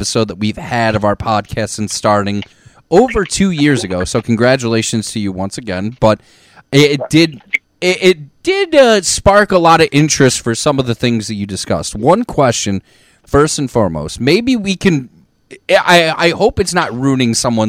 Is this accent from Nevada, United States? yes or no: no; Ohio, United States; we grew up in Ohio